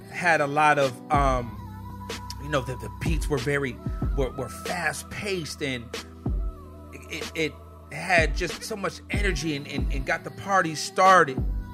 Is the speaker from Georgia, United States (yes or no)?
no; Los Angeles, California, United States; growing up in California, growing up in Southern California, L.A., I was a dancer.